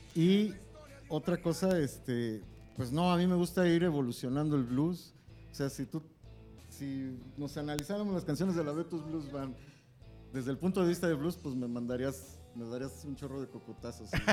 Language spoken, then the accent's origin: Spanish; Mexico; como mexicanos